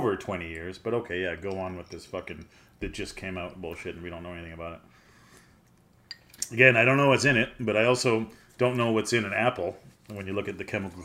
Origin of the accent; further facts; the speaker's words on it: Canada; I'm Canadian